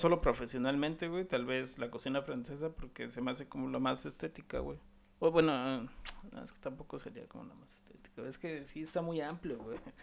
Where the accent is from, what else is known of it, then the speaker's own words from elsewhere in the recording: Mexico; nosotros como mexicanos